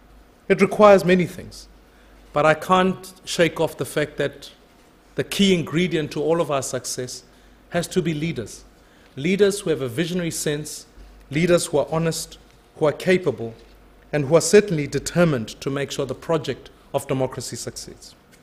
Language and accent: English; South Africa; I think as a South African